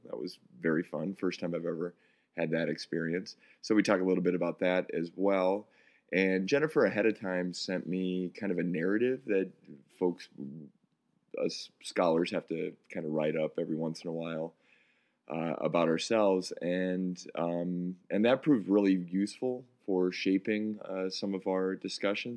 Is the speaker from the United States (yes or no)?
yes; Midwest, United States; We're both from the Midwest